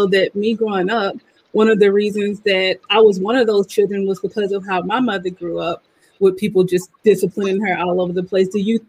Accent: Mississippi, United States; I'm American. I'm generic, great value Black person from Mississippi.

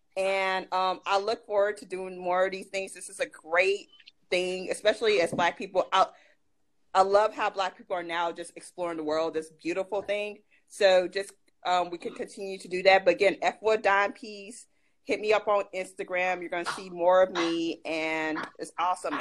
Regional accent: United States; also born or lived in Ghana; I'm an American

